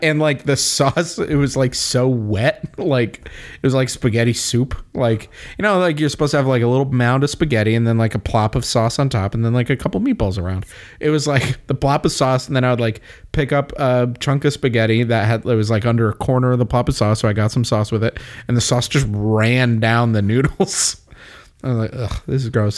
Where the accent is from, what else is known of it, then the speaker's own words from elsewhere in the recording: Windsor, Connecticut, United States; also born or lived in Granby, Connecticut; grew up in Windsor, and then in high school we moved to Granby. But, like, those are my formative years.